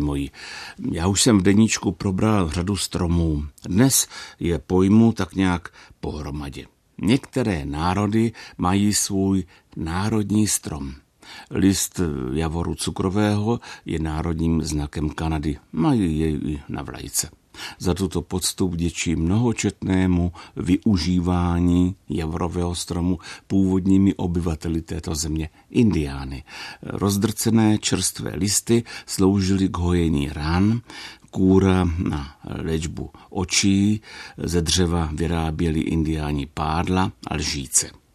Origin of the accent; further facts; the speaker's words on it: Brno, South Moravian Region, Czechia; u nás v Brně